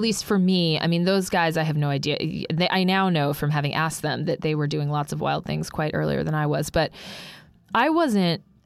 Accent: Albuquerque, New Mexico, United States; I grew up in Albuquerque, New Mexico

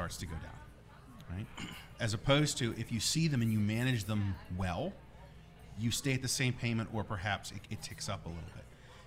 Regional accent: United States; moved away as an adult; also born or lived in Pittsburgh / Virginia / Buffalo, New York / New Jersey; I'm from outside New York City

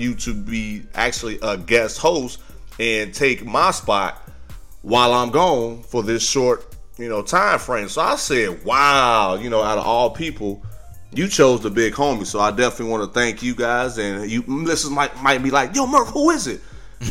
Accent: Midwest, United States; y'all know I'm from the Midwest.

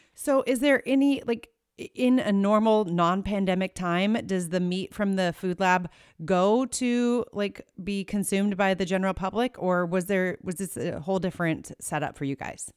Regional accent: Iowa, United States; right here in, in Iowa, which is my home state

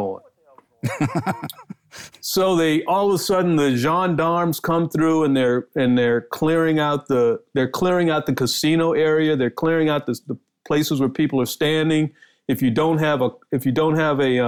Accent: Washington, District of Columbia, United States; moved away; also born or lived in Dallas; my hometown of D.C.

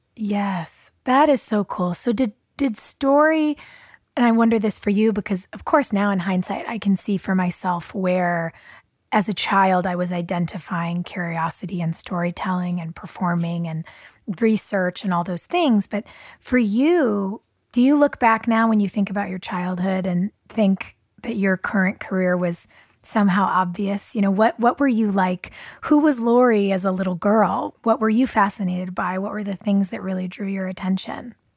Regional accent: Los Angeles, California, United States; I was kind of, you know, West Hollywood, Miracle Mile

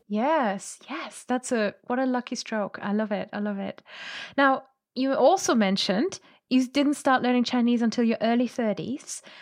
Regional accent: Germany; I'm from Germany

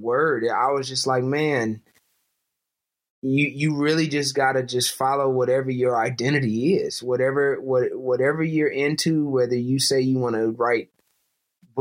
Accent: Flint, Michigan, United States; moved away; I'm from Flint, Michigan

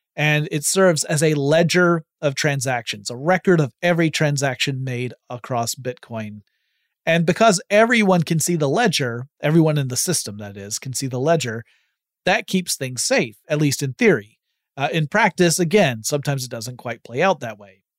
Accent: United States; I'm an American citizen

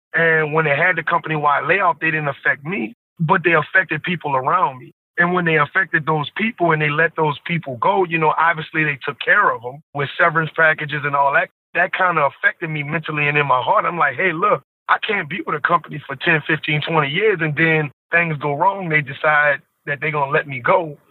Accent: New Orleans, Louisiana, United States; I'm from New Orleans, born and raised. I'm from out the Seven Ward to be exact.

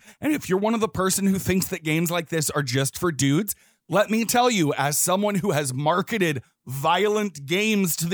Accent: the South, United States; growing up in the South.

